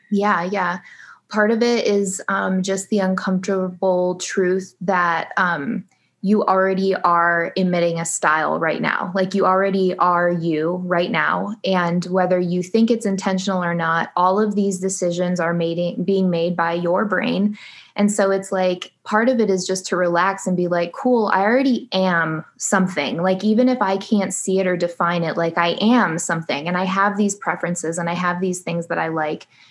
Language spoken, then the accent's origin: English; Michigan, United States; now in Phoenix, United States; right now I live in Phoenix, Arizona, though I'm originally from Michigan, so I'm a Midwest girl.